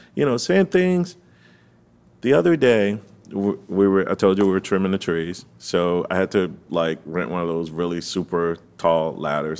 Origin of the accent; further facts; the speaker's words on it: Fort Lauderdale, Florida, United States; also born or lived in Gainesville, Florida; I'm from the 33311